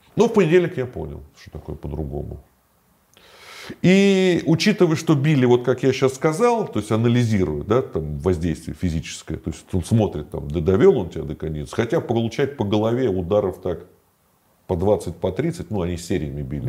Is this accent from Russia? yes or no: yes; Moscow, Russia; я москвич